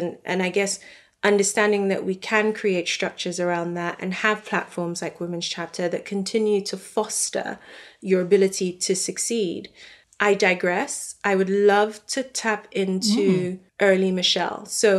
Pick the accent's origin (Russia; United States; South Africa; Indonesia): South Africa; Like, I'm South African, so the bank won't give me an account.